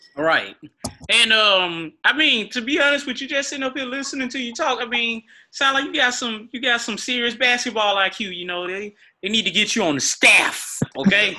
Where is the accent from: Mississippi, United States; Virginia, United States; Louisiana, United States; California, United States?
Mississippi, United States; Greenville; being a kid growing up in Greenville